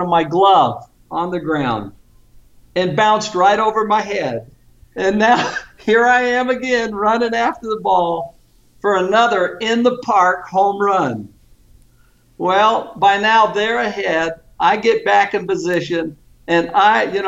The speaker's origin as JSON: {"language": "English", "town": "Vallejo", "region": "California", "country": "United States", "tie": "born or raised there", "also_born_or_lived": "San Francisco, California", "moved": "as an adult", "said": "I was raised in Vallejo, California"}